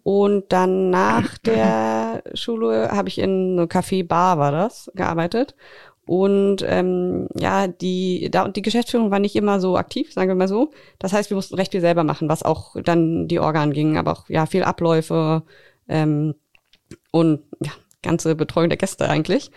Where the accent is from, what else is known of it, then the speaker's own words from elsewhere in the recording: Berlin, Germany; moved away as an adult; now in Greifswald, Germany; Ich komme eigentlich aus Berlin, bin vor ein paar Jahren nach Greifswald gezogen zum Studi zu, also zum Studieren